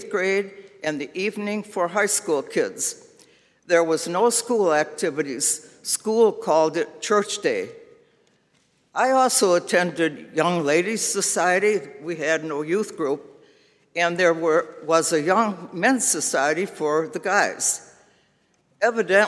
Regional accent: Chicago, Illinois, United States; Growing up in the Chicago area, I was at Fourth Roseland CRC.

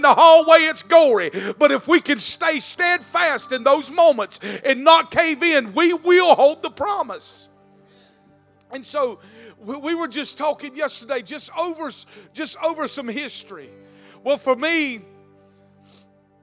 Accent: South Georgia, United States; I was born in South Georgia.

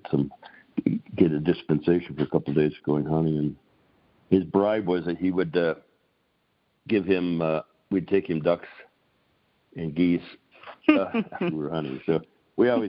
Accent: Grand Island, Nebraska, United States; I grew up in Grand Island, Nebraska.

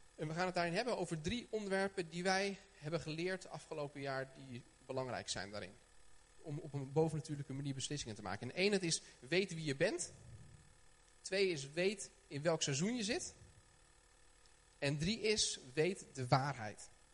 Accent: Haarlem, North Holland, Netherlands; ik kom uit Haarlem.

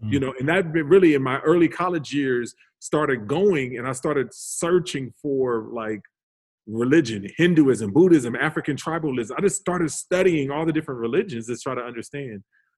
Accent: Calgary, Alberta, Canada; also born or lived in Hollywood / New Orleans; So I was born in Hollywood, but we quickly moved to Canada. So when my dad played for the CFL, for the Calgary Stampeders for about 5-6 years. And then from there we went to New Orleans where he played for another 5-6 years

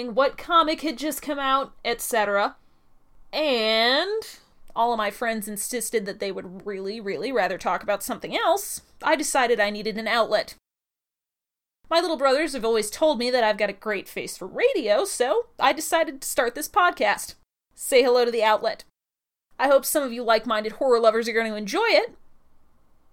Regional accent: Midwest, United States; now in North Carolina, United States; I grew up in the Midwest

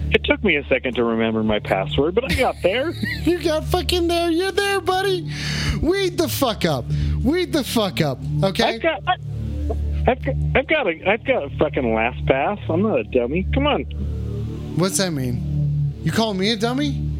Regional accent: Englewood, United States; I'm from Englewood, and I don't have an OnlyFans.

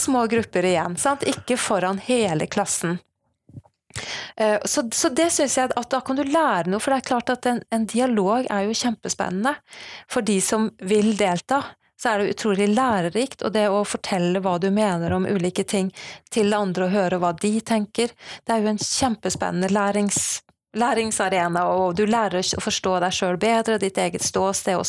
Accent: Sandefjord, Vestfold, Norway; now in Bergen, Norway; Jeg kommer fra Sandefjord, men bor i Bergen

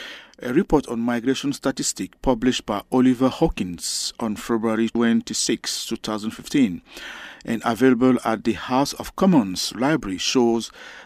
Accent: Cameroon; moved away as an adult; now in Glasgow, United Kingdom; I came from Cameroon.

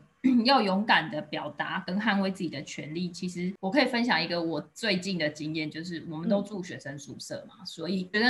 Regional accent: Taiwan; moved away as an adult; now in Finland; 身为一个华人，或是身为一个台湾的学生

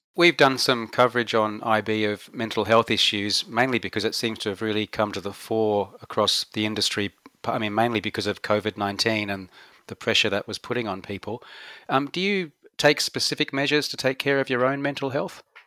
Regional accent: Australia; moved away as an adult; we've gone from being tough Aussie males

